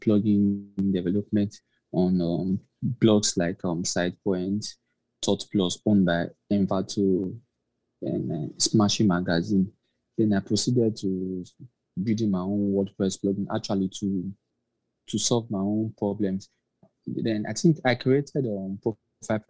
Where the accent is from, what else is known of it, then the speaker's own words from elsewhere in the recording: Nigeria; also born or lived in Lagos; I'm from Nigeria. I live in Nigeria, actually